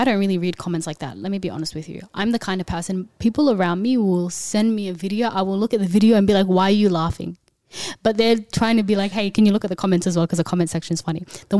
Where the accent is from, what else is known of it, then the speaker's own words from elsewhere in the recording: Ethiopia; And obviously I'm from Ethiopia, so I love you guys too.